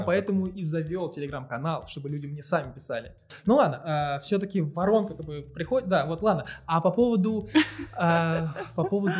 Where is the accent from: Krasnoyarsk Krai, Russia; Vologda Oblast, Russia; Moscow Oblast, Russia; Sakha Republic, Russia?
Moscow Oblast, Russia; Dubna; в моем городе, я из Дубны